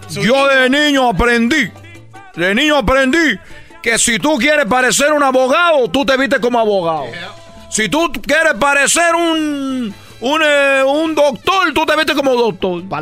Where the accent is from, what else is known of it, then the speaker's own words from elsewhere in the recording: Havana, Cuba; now in Los Angeles, United States; Yo vengo de Cuba, vengo de La Habana, Cuba. Eh, nosotros tenemos mucho tiempo aquí en Los Ángeles.